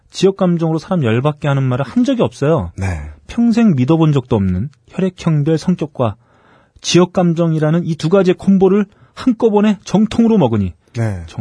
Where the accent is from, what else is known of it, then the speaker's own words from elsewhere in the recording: Gwangju, South Korea; 어, 저는 광주 광역시 출신에 음. 저희 가족은 모두 오영이에요.